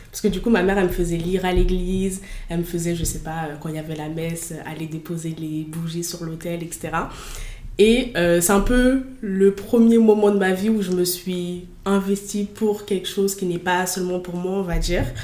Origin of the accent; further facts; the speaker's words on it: Fos-sur-Mer, Provence-Alpes-Côte d'Azur, France; elle est née dans la ville où j'ai grandi, euh, à Fos.